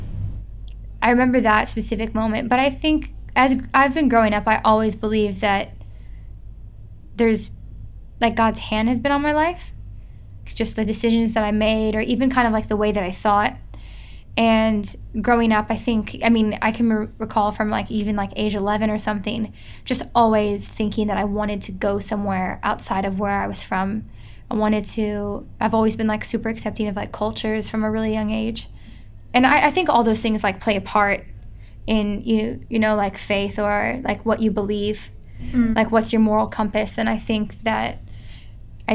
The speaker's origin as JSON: {"language": "English", "town": "Kansas City", "region": "Missouri", "country": "United States", "tie": "born or raised there", "also_born_or_lived": "Cleveland, Ohio", "moved": "as an adult", "lives_now": "Australia", "said": "I was born in Cleveland, Ohio, but I was raised in Kansas City, Missouri"}